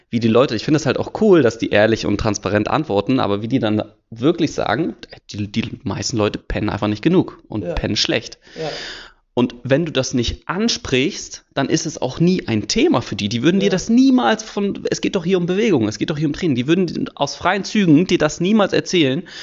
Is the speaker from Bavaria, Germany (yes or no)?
no; Hamburg, Germany; born there; 27 Jahre alt, geboren in Hamburg